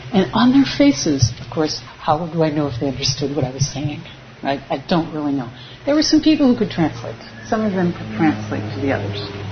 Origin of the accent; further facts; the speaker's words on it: United States; moved away; I am from America. I was an immigrant like them